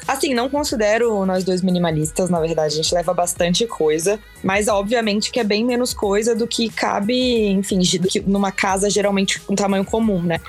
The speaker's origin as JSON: {"language": "Portuguese", "town": "Vitória", "region": "Espírito Santo", "country": "Brazil", "also_born_or_lived": "São Paulo", "moved": "as an adult", "said": "Eu sou capixaba de Vitória, Espírito Santo"}